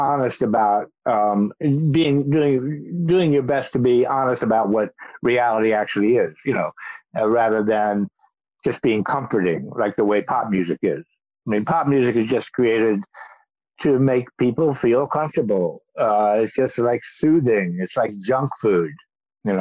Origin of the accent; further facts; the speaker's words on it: Kentucky, United States; I was a kid going to movies in my hometown in Kentucky